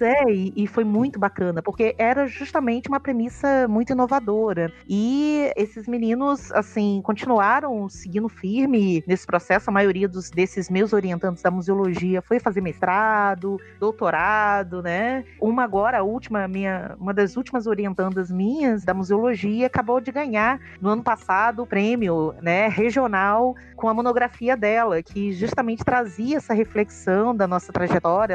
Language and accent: Portuguese; Rio de Janeiro, Brazil; moved away as an adult; also born or lived in Alagoas; now in Sergipe, Brazil; eu sou uma carioca